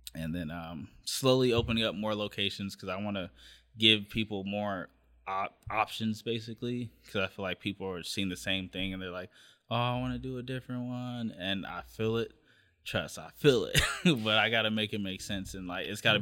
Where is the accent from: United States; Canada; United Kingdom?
United States; Long Beach, California; I'm from the Wrigley area of Long Beach.